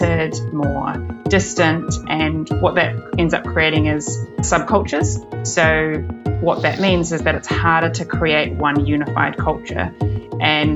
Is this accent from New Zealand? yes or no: yes; New Zealand; moved away as an adult; also born or lived in London / Hong Kong; now in New York, United States; I'm originally from New Zealand, but I've lived abroad for about 10 years